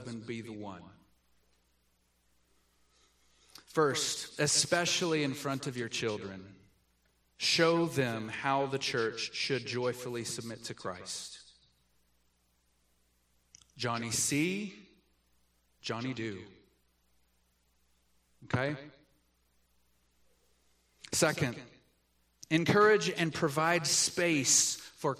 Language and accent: English; the South, United States; I grew up in the South